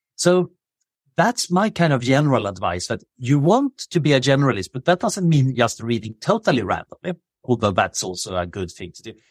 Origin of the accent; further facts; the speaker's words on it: Sweden; moved away as an adult; now in Oxford, United Kingdom; I grew up in Sweden in the seventies.